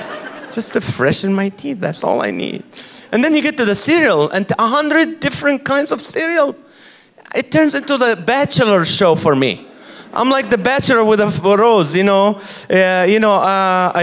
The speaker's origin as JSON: {"language": "English", "country": "Kuwait", "tie": "born or raised there", "moved": "yes", "lives_now": "California, United States", "said": "I'm from the Middle East, and I grew up in Kuwait"}